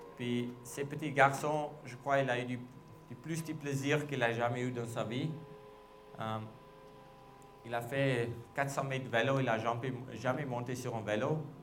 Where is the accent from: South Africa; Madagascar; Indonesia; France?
South Africa; je suis de l'Afrique du Sud, je parle des langues